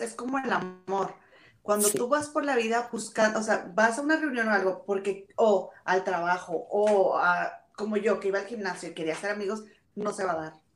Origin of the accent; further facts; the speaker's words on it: Monterrey, Nuevo León, Mexico; moved away as an adult; also born or lived in England; now in United Kingdom; nosotras somos de Monterrey